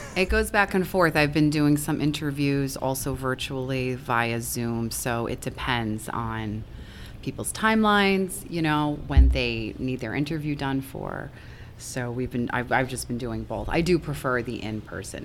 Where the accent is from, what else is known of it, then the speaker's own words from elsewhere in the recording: Long Island, New York, United States; moved away as an adult; also born or lived in Albany, New York; now in Ballston Spa, United States; I'm from Long Island originally, so I grew up there.